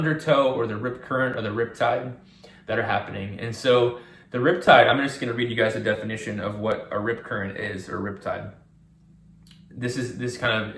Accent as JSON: {"language": "English", "region": "Virginia", "country": "United States", "tie": "born or raised there", "said": "I grew up on the East Coast. I grew up in Virginia near the Atlantic Ocean."}